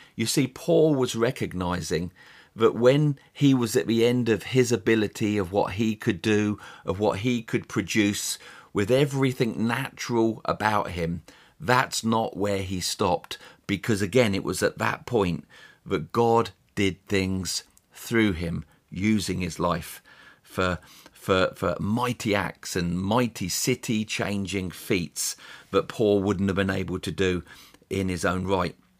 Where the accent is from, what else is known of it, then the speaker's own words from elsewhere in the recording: England, United Kingdom; also born or lived in United States; As an Englishman, I'd been raised to think